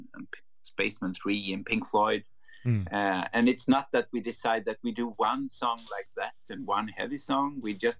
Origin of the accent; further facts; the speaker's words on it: Sweden; growing up in Sweden, listening to heavy music